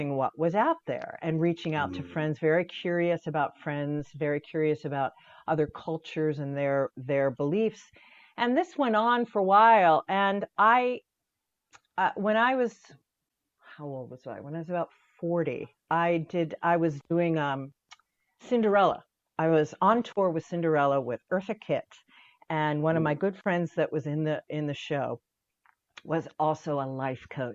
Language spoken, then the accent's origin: English; Pittsburgh, Pennsylvania, United States; also born or lived in Syracuse, New York; I was born in Syracuse, but my parents were from Pittsburgh. And when I was 10, they moved us back for a variety of reasons back to Pittsburgh.